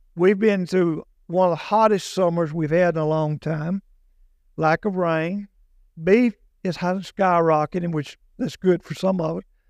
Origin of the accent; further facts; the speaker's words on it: United States; also born or lived in Morris County; here in America, I'm American, and I'm proud of that.